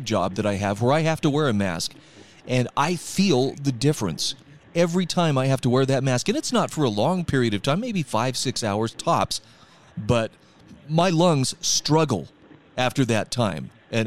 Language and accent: English; Utah, United States; in my home state of Utah.